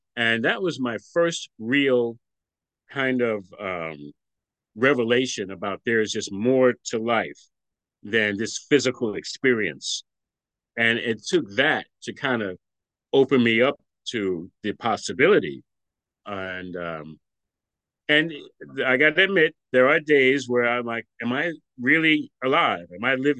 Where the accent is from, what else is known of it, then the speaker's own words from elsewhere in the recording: New York City, New York, United States; I grew up in Brooklyn, New York. I'm I'm from Brooklyn, New York, and continue to live in Brooklyn, New York now